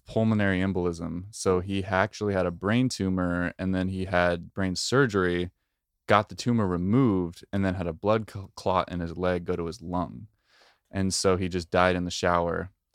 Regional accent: Oregon, United States; I'm from Oregon. We're both, we both grew up ten minutes away from each other

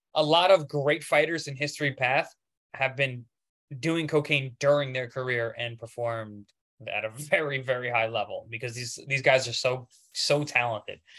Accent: Long Island, New York, United States; I'm from Long Island, New York, and Queens, Flushing

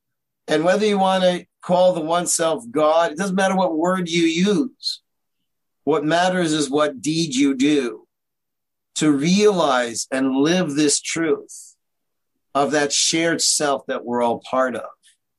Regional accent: Toronto, Ontario, Canada; now in Israel; I'm from Toronto, Canada. You probably don't recognize that because I sound like I'm from New York, but that's because I moved to Israel.

